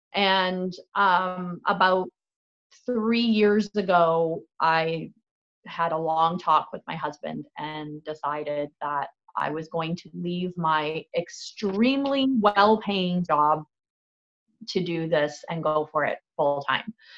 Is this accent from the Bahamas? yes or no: no; Fort Erie, Ontario, Canada; also born or lived in St. Catharines / Toronto; I was actually born in St. Catharines. I was raised in Fort Erie.